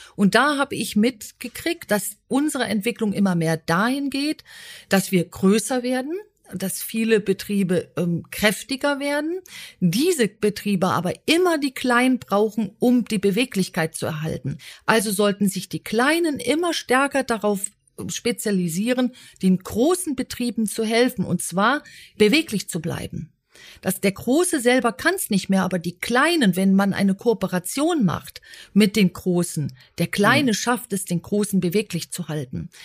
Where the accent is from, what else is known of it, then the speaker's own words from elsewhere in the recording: Berlin, Germany; mit dem zweiten Lebensjahr kam ich tatsächlich nach Berlin mit meinen Eltern, aber ich habe jede Ferienzeit im Siegerland verbracht oder eben auf dem Land, Obergries, Lenkries